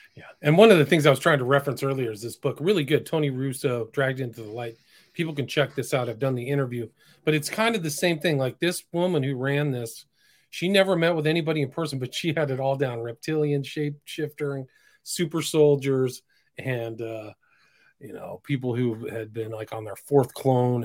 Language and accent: English; Northern California, United States; I grew up in Northern California